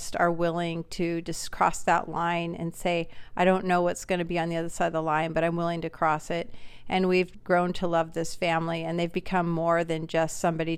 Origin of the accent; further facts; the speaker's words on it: Portland, Oregon, United States; moved away as an adult; now in Kailua-Kona, United States; I'm from Portland, Oregon